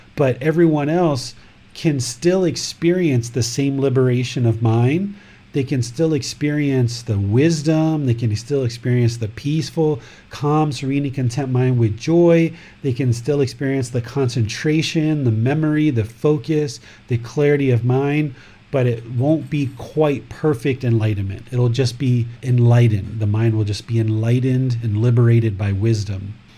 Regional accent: Washington, District of Columbia, United States; now in Thailand; Originally, this body was born in America, in Washington, D.C., but now I live in Thailand

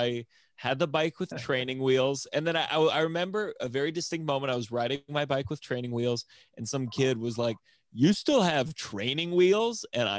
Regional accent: Potomac, Maryland, United States; moved away; I'm originally from Maryland, Potomac, Maryland.

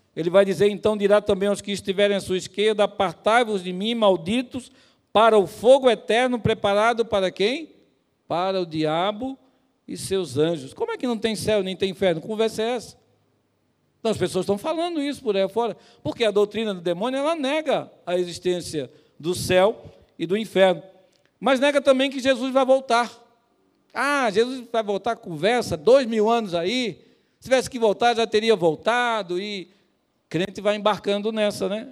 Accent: Pernambuco, Brazil; moved away; lá no meu estado, lá em Pernambuco

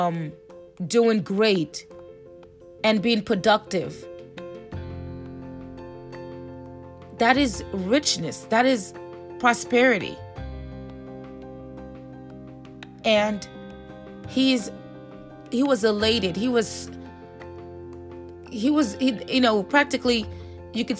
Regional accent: Haiti; now in United States; my family migrated to the United States. I'm from Haiti

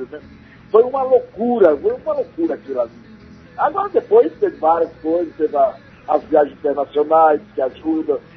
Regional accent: Northeast Region, Brazil; minha maior frustração é que eu sou nordestino e não posso, não toco no Nordeste, mas não toco no Nordeste.

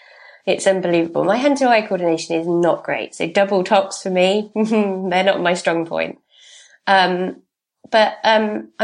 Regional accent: North East England, United Kingdom; born there; Okay, I was born in Northumberland. My mum is as south as you can get. And, yeah, my dad's northern, but we gloss over that bit.

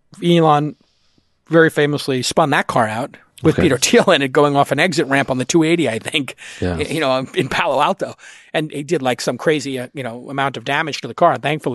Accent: Ireland; I'm Irish.

